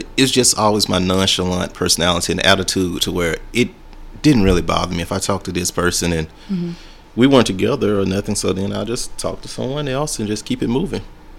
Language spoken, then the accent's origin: English; Alabama, United States; now in Chicago, United States; But no, I'm from Alabama. I moved up to Chicago probably about a year ago now.